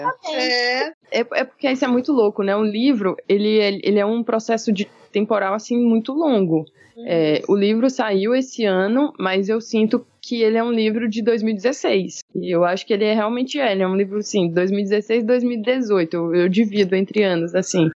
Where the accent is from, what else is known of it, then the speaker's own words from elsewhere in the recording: Maranhão, Brazil; also born or lived in Rio de Janeiro; saí do Rio, voltei para o Maranhão